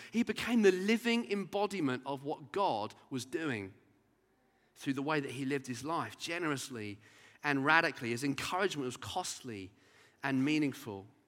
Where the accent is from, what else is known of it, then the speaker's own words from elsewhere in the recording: Brighton, South East England, United Kingdom; growing up in Brighton as a teenager